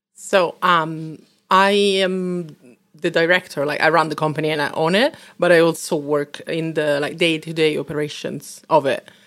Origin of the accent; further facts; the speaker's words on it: Rome, Lazio, Italy; moved away as an adult; now in London, United Kingdom; obviously I'm from Rome